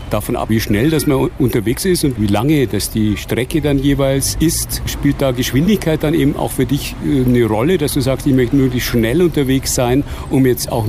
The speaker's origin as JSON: {"language": "German", "town": "Munich", "region": "Bavaria", "country": "Germany", "tie": "born or raised there", "said": "Ich bin geboren, genau, und aufgewachsen in München."}